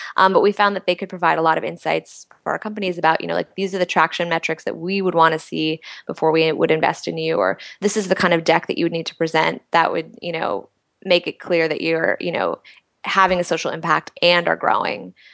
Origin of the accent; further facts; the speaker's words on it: Washington, District of Columbia, United States; moved away as an adult; also born or lived in New York; I grew up in Washington D.C.